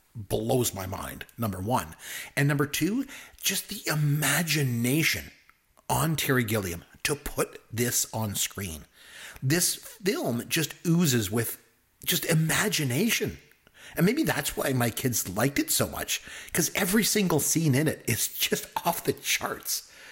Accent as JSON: {"language": "English", "country": "Canada", "tie": "born or raised there", "said": "I'm Canadian"}